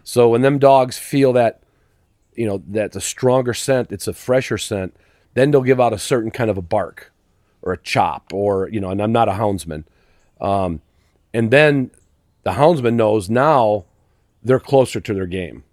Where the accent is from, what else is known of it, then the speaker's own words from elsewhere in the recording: Chicago, Illinois, United States; moved away; also born or lived in Virginia; I grew up literally in Chicago city limits